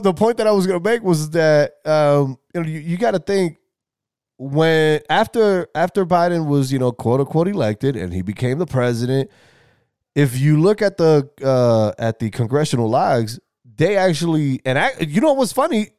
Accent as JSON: {"language": "English", "town": "New York City", "region": "New York", "country": "United States", "tie": "born or raised there", "said": "In the Bronx, my hometown, my home, my home borough"}